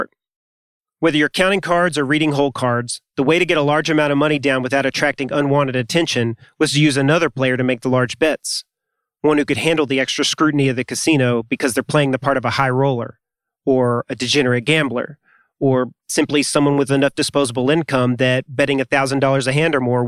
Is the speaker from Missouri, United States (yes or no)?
no; Arkansas, United States; I'm from Arkansas